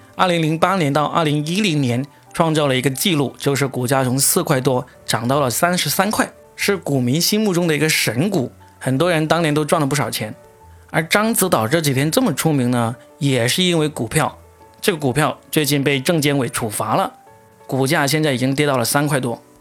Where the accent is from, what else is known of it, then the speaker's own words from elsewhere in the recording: Guangdong, China; 作为一个广东人